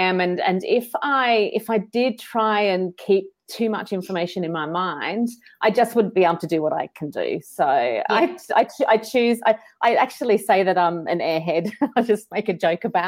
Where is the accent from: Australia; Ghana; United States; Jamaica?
Australia; Sunshine Coast, Queensland; moved away; I'm actually from the Sunshine Coast but moved across the country.